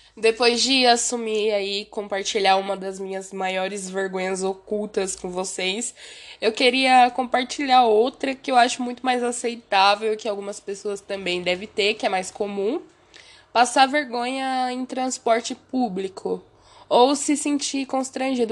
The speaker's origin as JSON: {"language": "Portuguese", "country": "Brazil", "also_born_or_lived": "Osasco, São Paulo", "said": "como um bom brasileiro"}